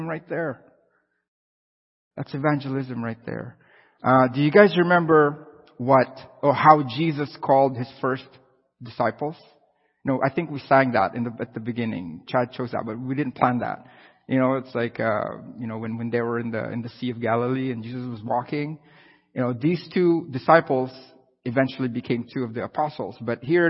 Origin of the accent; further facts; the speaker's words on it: Philippines; now in Canada; I'm from the Philippines